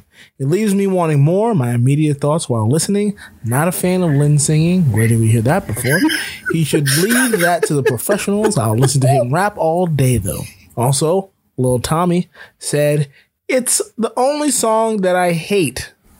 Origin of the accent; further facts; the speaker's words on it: Florida, United States; growing up in Florida, when I was growing up, I almost drowned.